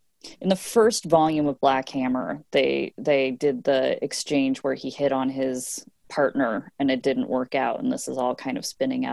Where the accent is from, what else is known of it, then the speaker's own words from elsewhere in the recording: United States; I grew up on Capitol Hill in the late 80s and early 90s